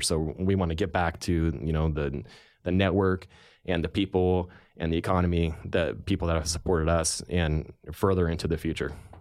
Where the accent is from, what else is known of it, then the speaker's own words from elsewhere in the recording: Healdsburg, California, United States; also born or lived in Santa Rosa, California; growing up in California in Sonoma County, um, I was born in Santa Rosa and spent most of my life in Healdsburg